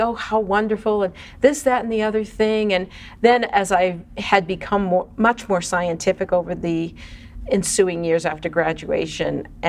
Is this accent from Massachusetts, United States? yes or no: yes; Boston, Massachusetts, United States; I grew up in Boston